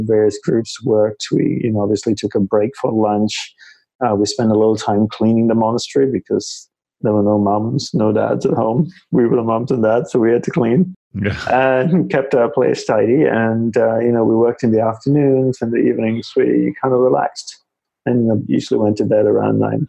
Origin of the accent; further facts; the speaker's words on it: Australia; moved away as an adult; also born or lived in Malaysia / Hawaii; now in New York City, United States; I grew up in Australia, as you had shared, and decided not to go back to Australia